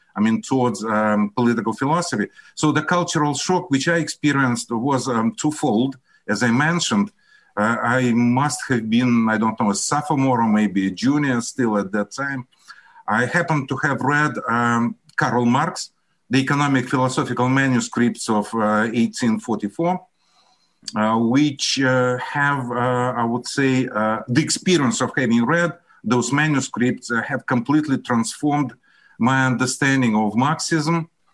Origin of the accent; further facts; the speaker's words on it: Russia; English is a second language; also born or lived in Syria; I'm Russian. I graduated from Moscow State University.